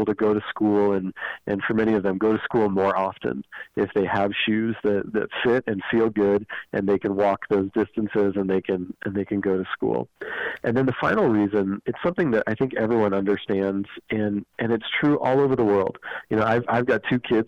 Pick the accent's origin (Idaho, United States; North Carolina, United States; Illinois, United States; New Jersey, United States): Idaho, United States; I grew up here in Idaho.